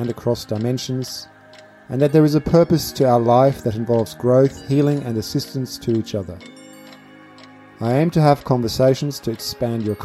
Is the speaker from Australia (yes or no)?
yes; Adelaide, South Australia, Australia; my hometown in Adelaide